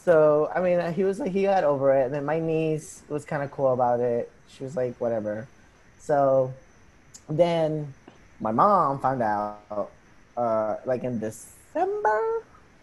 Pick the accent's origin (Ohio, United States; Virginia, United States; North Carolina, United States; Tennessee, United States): Virginia, United States; Falls Church; also born or lived in Arlington / Peru; I am from Arlington. Well, I was born in Arlington, but I was raised in Falls Church. But before that, I was raised in Peru.